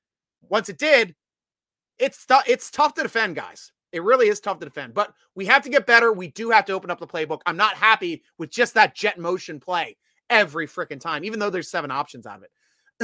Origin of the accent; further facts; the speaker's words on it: Williamsport, Pennsylvania, United States; also born or lived in Hershey, Pennsylvania; I lived in Hershey for 4 years. I'm from farther north on the Susquehanna where it splits. I'm from Williamsport territory. So not far from Harrisburg.